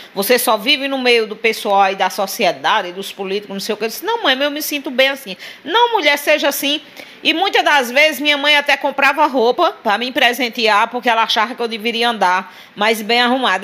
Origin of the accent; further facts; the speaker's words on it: Sousa, Paraíba, Brazil; moved away as an adult; also born or lived in São Paulo; nasci e me criei aí no Alta Rodoviária